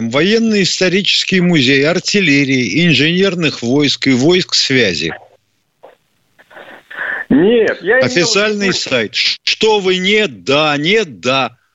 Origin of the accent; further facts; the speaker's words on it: Saint Petersburg, Russia; ну, это я, я только сам Ленинградец, поэтому...